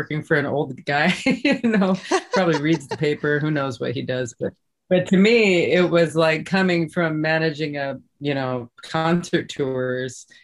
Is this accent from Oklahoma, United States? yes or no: no; South Dakota, United States; my life growing up in South Dakota